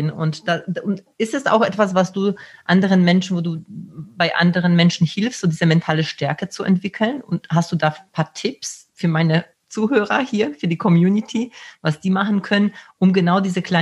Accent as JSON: {"language": "German", "country": "Poland", "said": "ich komme aus Polen und da gibt es ja immer diese Witze mit dem, mit dem Diebstahl."}